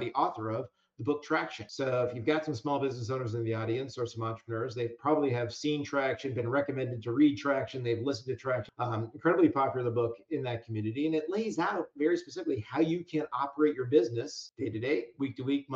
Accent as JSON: {"language": "English", "region": "New England", "country": "United States", "also_born_or_lived": "Hartford, Connecticut", "said": "I'm actually from New England"}